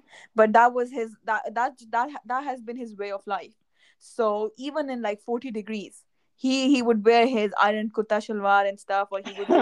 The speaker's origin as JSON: {"language": "English", "town": "Islamabad", "region": "Islamabad Capital Territory", "country": "Pakistan", "tie": "born or raised there", "moved": "yes", "said": "we grew up in Islamabad"}